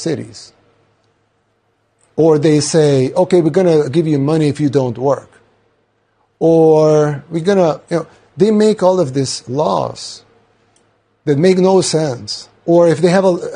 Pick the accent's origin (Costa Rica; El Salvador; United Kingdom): El Salvador